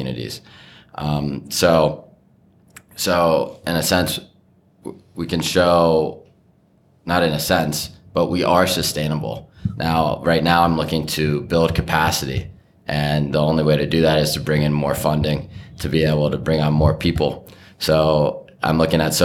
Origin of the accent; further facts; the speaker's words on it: Bexley, Ohio, United States; also born or lived in Madison, Wisconsin; I grew up in Bexley.